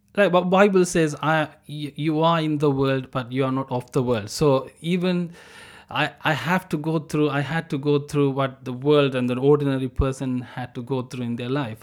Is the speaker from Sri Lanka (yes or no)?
yes; Sri Lanka; I'm from Sri Lanka, so I born in a, um, a war zone